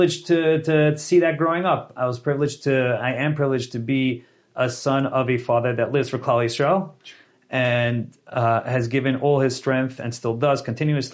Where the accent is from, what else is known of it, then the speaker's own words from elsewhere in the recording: New York City, New York, United States; I was born and raised in Queens, New York, in Jamaica Estates, and then moved on